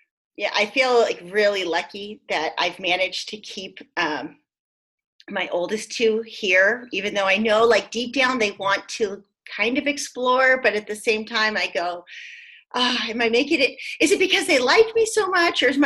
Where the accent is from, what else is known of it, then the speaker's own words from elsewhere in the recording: San Diego, California, United States; now in Montana, United States; I'm from San Diego, and, like, we don't know what weather is in San Diego